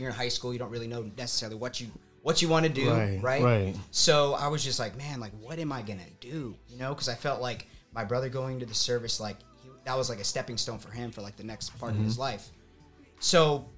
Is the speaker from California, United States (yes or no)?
no; Tucson, Arizona, United States; Born and raised in Tucson, Arizona